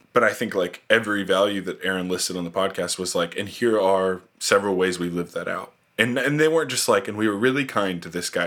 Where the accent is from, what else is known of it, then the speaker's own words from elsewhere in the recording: outside of Indianapolis, United States; moved away as an adult; also born or lived in Tennessee / Kenya; born and raised in Indianapolis, uh, or I guess outside of Indianapolis and kind of a farm town.